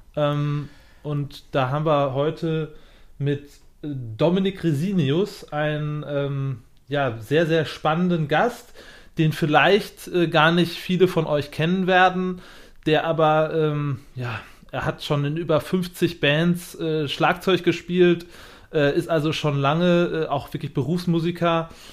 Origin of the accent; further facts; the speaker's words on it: Germany; als Deutscher